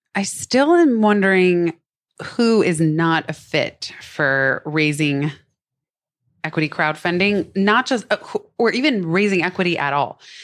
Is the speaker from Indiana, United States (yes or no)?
no; Silicon Valley, San Francisco, and Palo Alto, California, United States; I'm actually from Silicon Valley, San Francisco, and Palo Alto.